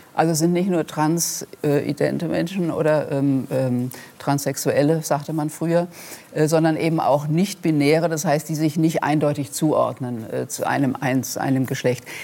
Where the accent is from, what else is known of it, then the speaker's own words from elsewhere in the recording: Rhenish Hesse, Rhineland-Palatinate, Germany; accent: Rhenish Hessian; zu meinem rheinhessischen Dialekt oder meiner rheinhessischen Herkunft